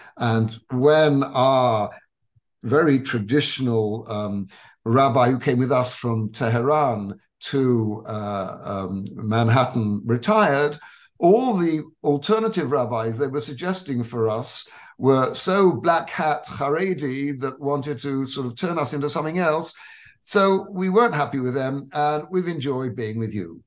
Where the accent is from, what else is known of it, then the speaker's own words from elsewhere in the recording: England, United Kingdom; I was born in England of um, Ashkenazi parents who were also born in England